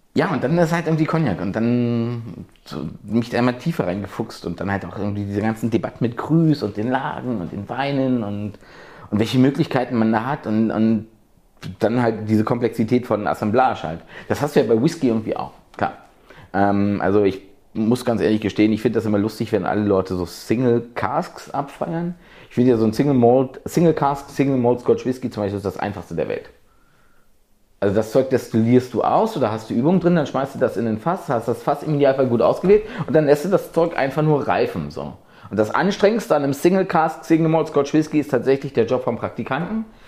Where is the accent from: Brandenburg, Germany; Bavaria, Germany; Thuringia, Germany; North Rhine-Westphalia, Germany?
Brandenburg, Germany; rural; 70, 80 Kilometer von hier, wirklich tiefste märkische Provinz.